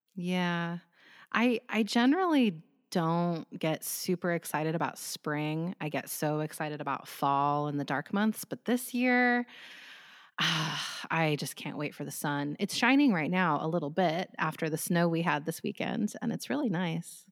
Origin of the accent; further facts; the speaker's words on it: United States; I'm from the United States